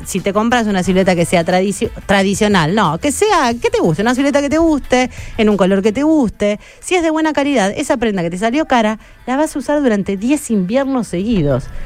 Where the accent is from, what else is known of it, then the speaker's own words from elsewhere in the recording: Chacabuco, Buenos Aires Province, Argentina; moved away; Yo soy de Chacabuco, provincia de Buenos Aires.